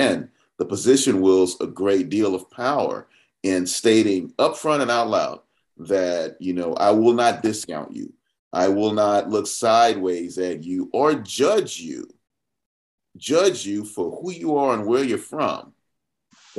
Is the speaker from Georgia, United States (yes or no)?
yes; Atlanta, Georgia, United States; I'm Southwest Atlanta, born and bred